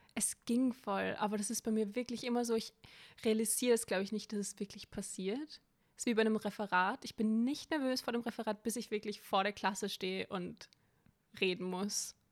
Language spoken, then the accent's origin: German; Vienna, Austria; ich bin eine waschechte Wienerin